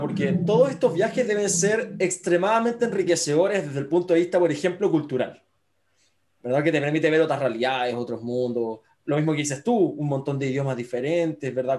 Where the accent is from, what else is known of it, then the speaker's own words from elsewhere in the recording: Viña del Mar, Valparaíso, Chile; yo que crecí en Viña del Mar